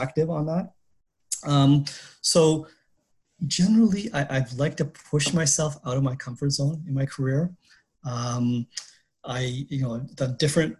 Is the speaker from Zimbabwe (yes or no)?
no; Montreal, Quebec, Canada; moved away as an adult; also born or lived in Pakistan / Toronto / Boston / Singapore; I grew up in Montreal